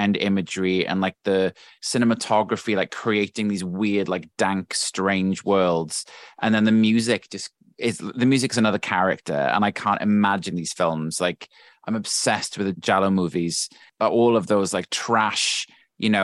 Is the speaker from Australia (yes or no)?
no; South Wales, United Kingdom; I grew up in South Wales